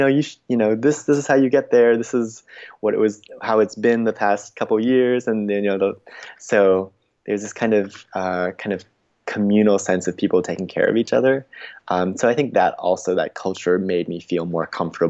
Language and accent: English; United States; growing up in the States